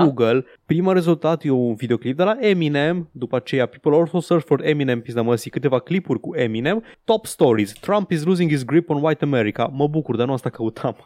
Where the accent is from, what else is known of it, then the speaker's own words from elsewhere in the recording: Transylvania, Romania; accent: Transylvanian; din accentul meu, sunt ardelean